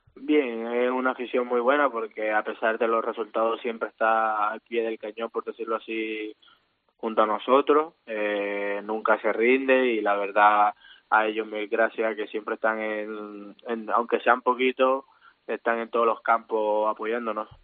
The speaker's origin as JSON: {"language": "Spanish", "town": "Santa Marta", "region": "Magdalena", "country": "Colombia", "also_born_or_lived": "Granada, Spain / Valladolid, Spain", "moved": "as an adult", "lives_now": "Tarragona, Spain", "said": "Yo soy de la parte norte colombiana, de Santa Marta, más precisamente"}